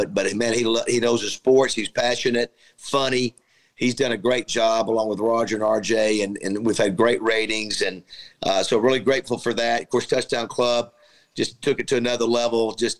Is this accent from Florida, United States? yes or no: yes; Panama City, Florida, United States; And so, yeah, you know, I came from Panama City, Florida.